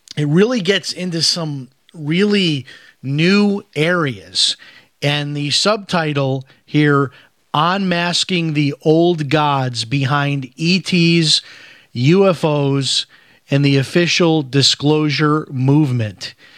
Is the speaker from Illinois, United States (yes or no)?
yes; Chicago, Illinois, United States; moved away as an adult; now in Florida, United States; I grew up in Chicago